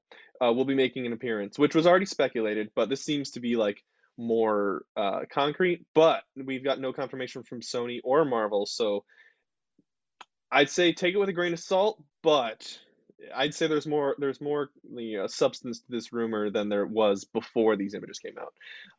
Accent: Canada; like being Canadian. You know, that's a power.

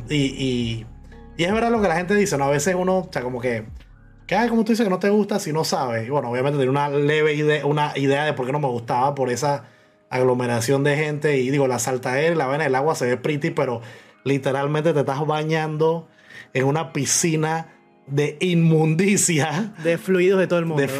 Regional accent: Panama; panameño en muchas vainas, pero en las vainas, entre comillas, populares del panameño soy muy mal panameño

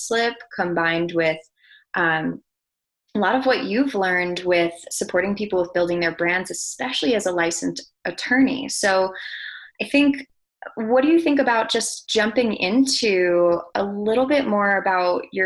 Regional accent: New York, United States; I'm from New York

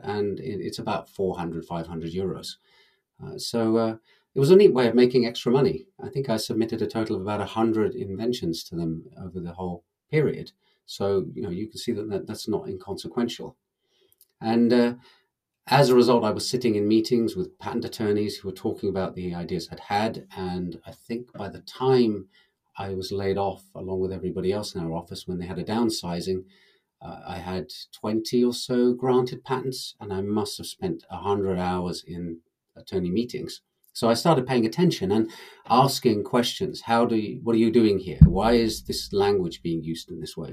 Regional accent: England, United Kingdom; now in Finland; I'm actually English

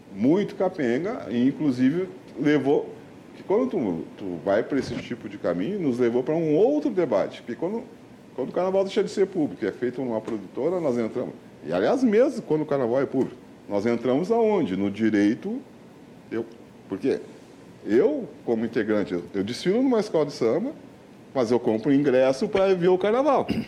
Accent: Porto Alegre, Rio Grande do Sul, Brazil; me criei na região perto do Parcão

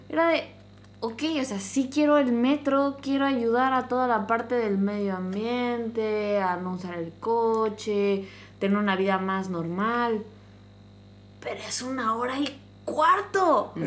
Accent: Mexico; also born or lived in Mexico City; yo crecí en un, en un pueblo

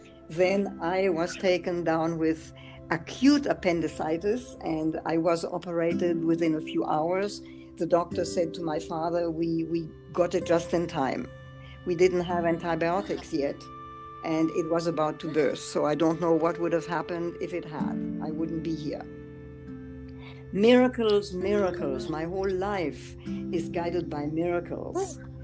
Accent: France; also born or lived in Germany; join my father in Paris in the fall, in October or November of 33. So I was 18 months old. And I grew up in France. So we went through the war in France.

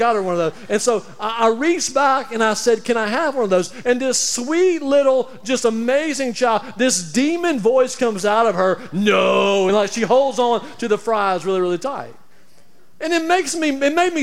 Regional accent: Alabama, United States; moved away; also born or lived in Tampa; I'm from Alabama

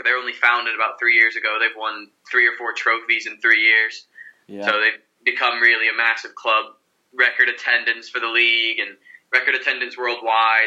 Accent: United States; from the United States

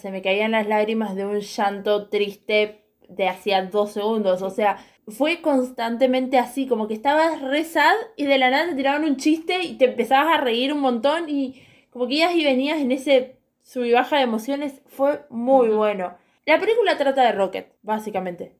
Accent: Argentina; nosotros como argentinos

